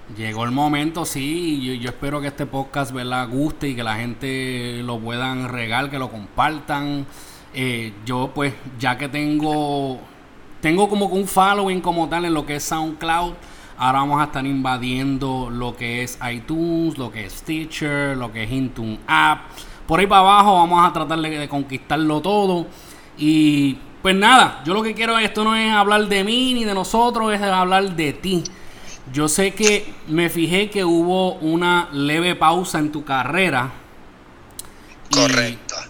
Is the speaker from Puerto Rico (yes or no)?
yes; Isabela, Puerto Rico; es de Puerto Rico, de mi pueblo, Isabela